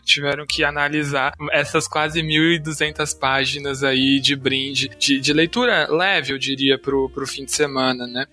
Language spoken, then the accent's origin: Portuguese; São Paulo, Brazil; nasci em 94 em São Paulo